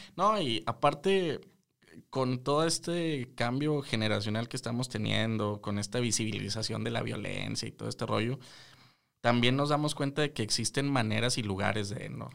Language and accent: Spanish; Mexico; nosotros como mexicanos